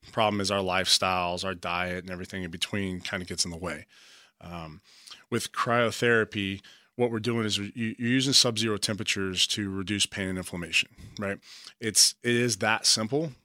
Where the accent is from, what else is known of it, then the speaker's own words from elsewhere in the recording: Beaumont, Texas, United States; moved away as an adult; also born or lived in Galveston, Texas / Maryland / Virginia; I'm a Texas boy, uh, born and raised. Uh, I've lived all throughout the country, but it definitely started, I was born in Beaumont, Texas.